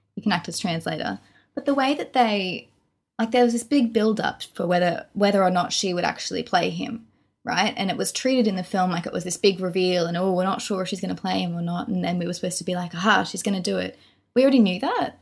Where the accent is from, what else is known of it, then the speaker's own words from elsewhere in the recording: Australia; we're from Australia.